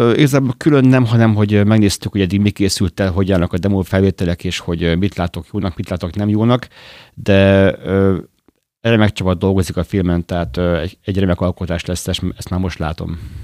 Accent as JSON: {"language": "Hungarian", "town": "Gyöngyös", "region": "Heves", "country": "Hungary", "tie": "born or raised there", "also_born_or_lived": "Budapest / Jászberény / Madrid", "moved": "as an adult", "lives_now": "Debrecen, Hungary", "said": "Budapesten születtem, de gyermekkoromban ö, ö, gyöngyösön éltem, Jászberényben és ismét gyöngyösen."}